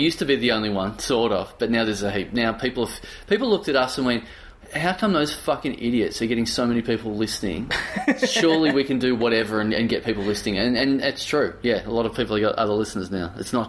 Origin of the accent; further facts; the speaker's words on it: Australia; I'm Australian.